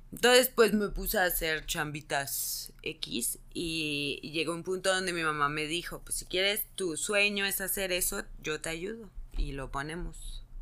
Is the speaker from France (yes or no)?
yes; Paris, Île-de-France, France; Spanish is a second language; Bueno, yo soy de París